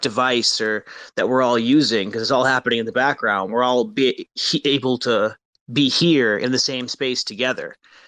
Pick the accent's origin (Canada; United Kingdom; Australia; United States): United States; Maine; now in Massachusetts, United States; Now, I am from Maine, USA. I currently live in Massachusetts, but I'm from Maine.